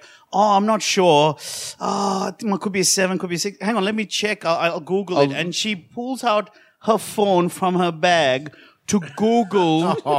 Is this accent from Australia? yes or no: yes; Australia; I'm Aussie as.